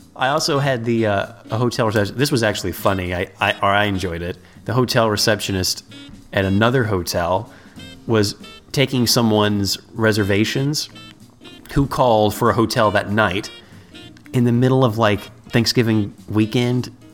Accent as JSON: {"language": "English", "town": "Cincinnati", "region": "Ohio", "country": "United States", "said": "we're from Ohio"}